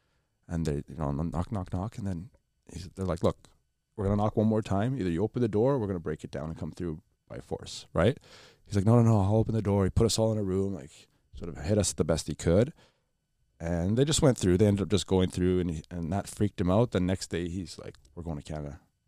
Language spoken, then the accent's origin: English; Lebanon; born there; We grew up a little bit. Like I was born in Lebanon. I'm half Palestinian, half Pakistani. So we were born during the war, civil war.